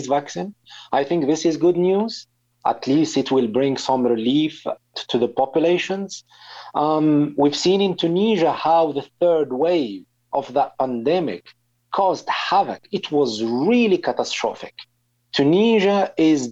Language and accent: English; Algeria; now in United Kingdom; people in my home country are not vaccinated.